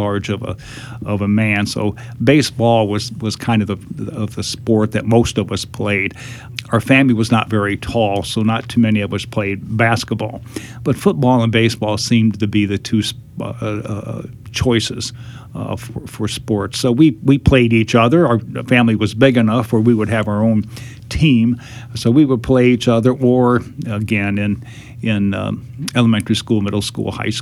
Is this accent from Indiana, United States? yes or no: yes; Fort Wayne, Indiana, United States; I was born in Indianapolis, Indiana, while my father was in graduate school. And then we moved back to Fort Wayne